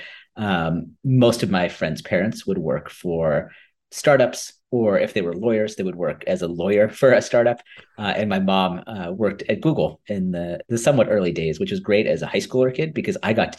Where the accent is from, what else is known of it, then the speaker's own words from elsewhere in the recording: Silicon Valley Bay Area, California, United States; also born or lived in Ahmedabad, India; I grew up in the Silicon Valley Bay Area